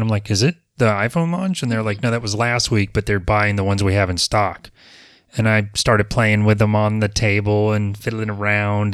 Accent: Apopka, Florida, United States; But I was born in Apopka in 1971. I have been here for most of my life.

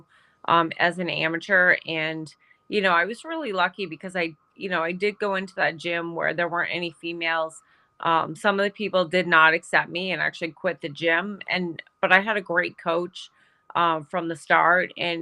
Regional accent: Saskatchewan, Canada; So I grew up in Saskatchewan, Canada, and, you know, small town.

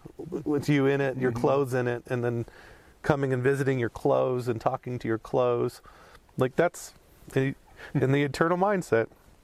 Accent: United States; we're American

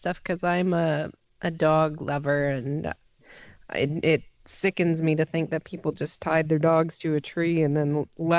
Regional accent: Canada; the most Jen and I have been through as Canadians, the little Canucks here

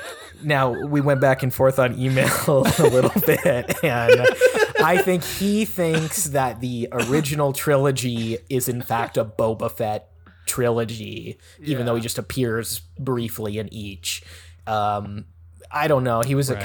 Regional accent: New Zealand; I'm from New Zealand. I'm from New Zealand, and I had a little cameo in Obi-Wan Kenobi

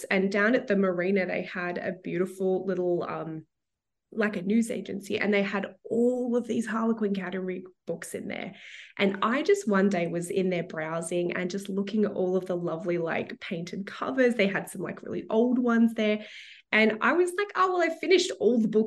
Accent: Melbourne, Victoria, Australia; moved away as an adult; now in Toronto, Canada; I was born and raised in Melbourne, Australia, which you can probably tell from the accent, but I've been living in Toronto for the last, well, I think we're at nine years now.

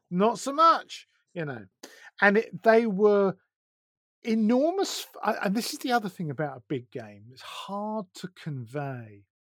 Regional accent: Essex, East of England, United Kingdom; now in Sussex, United Kingdom; I was brought up in Essex

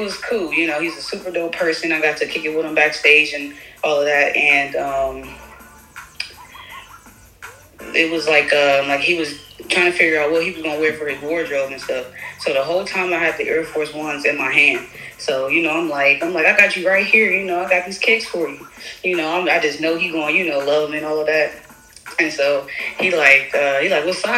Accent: Columbus, Ohio, United States; now in Raleigh, United States; I'm from Columbus, Ohio. I'm currently located out in Raleigh, North Carolina.

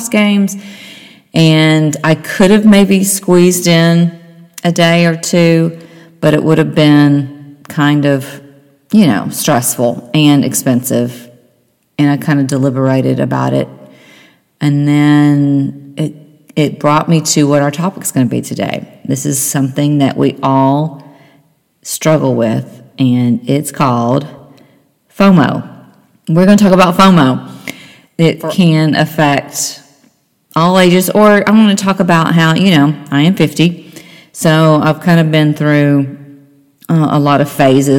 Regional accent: Nashville, Tennessee, United States; now in Cincinnati, United States; I'm from Nashville. That's where my mother and sister live

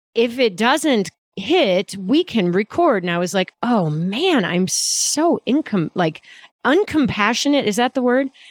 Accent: Midwest, United States; I'm from the Midwest.

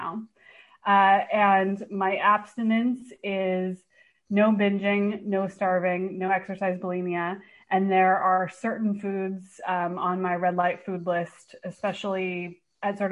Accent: Bay Area, California, United States; moved away as an adult; now in Portland, United States; I actually live in Portland now, but I'm from the Bay Area

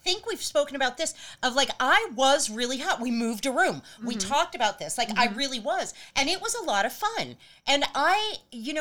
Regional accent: Los Angeles, California, United States; growing up in LA.

